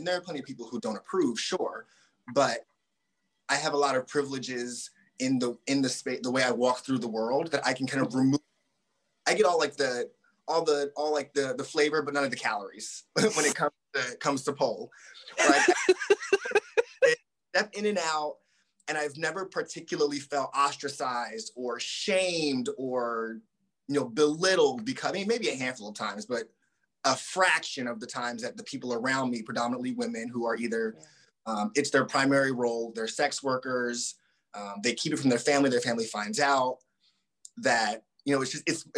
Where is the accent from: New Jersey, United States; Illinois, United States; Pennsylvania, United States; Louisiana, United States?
New Jersey, United States; Southern; also born or lived in Boston; now in California, United States; I grew up in Southern New Jersey, outside Philly.